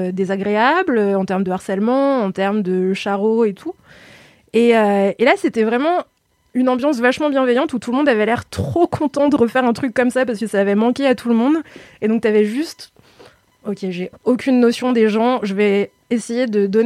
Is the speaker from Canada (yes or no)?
no; Lyon, Auvergne-Rhône-Alpes, France; Alors moi, je suis lyonnaise